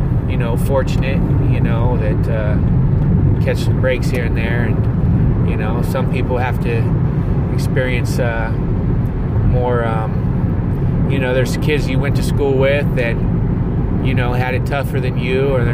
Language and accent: English; Covington, Ohio, United States; now in Los Angeles, United States; my hometown of Covington, Ohio